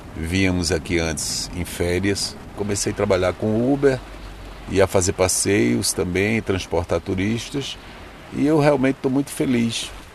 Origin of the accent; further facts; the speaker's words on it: Recife, Pernambuco, Brazil; moved away as an adult; now in Lisbon, Portugal; sou brasileiro do Recife